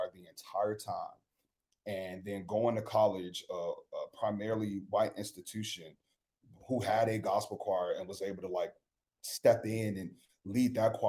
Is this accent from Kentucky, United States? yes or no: no; Chicago, Illinois, United States; I'm from Chicago